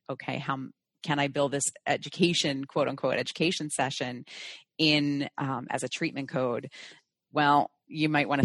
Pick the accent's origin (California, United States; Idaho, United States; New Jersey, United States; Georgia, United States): New Jersey, United States; growing up in New Jersey, practicing in New Jersey, densely populated area